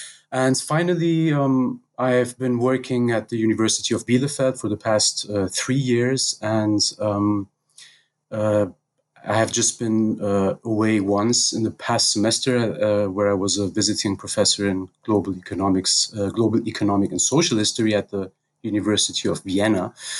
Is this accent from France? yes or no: yes; Paris, Île-de-France, France; also born or lived in Tehran, Iran / Berlin, Germany; So to start about myself, so I was born in Iran, in Tehran, and was raised in Paris and Berlin.